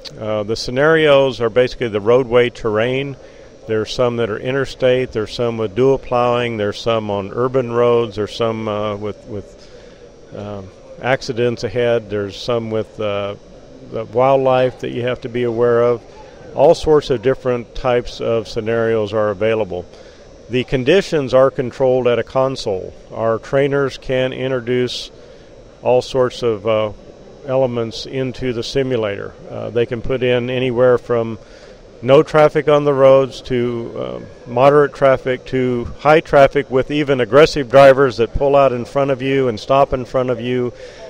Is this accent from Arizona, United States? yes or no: yes; Globe, Arizona, United States; I'm from the Globe area, which is in the eastern mountains of the state of Arizona.